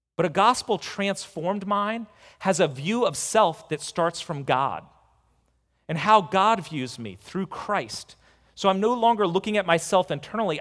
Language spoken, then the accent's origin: English; United States; as an American